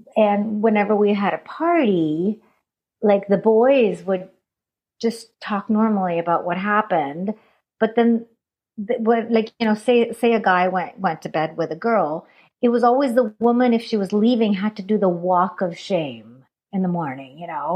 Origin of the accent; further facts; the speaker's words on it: Canada; accent: Punjabi; also born or lived in India; I was born in India, brought up in Canada